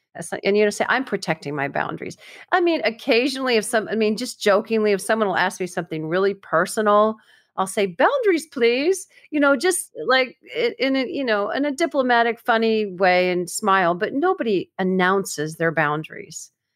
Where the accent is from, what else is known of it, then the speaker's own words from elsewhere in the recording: Florida, United States; I'm from Florida